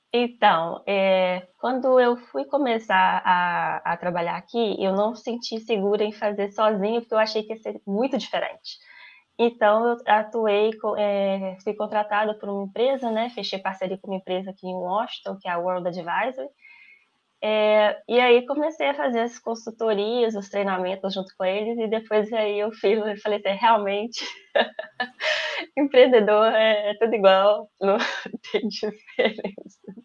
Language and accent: Portuguese; Minas Gerais, Brazil; moved away; eu sou brasileira, é, e eu gosto de ser brasileira. Eu sou mineira, eu amo ser mineira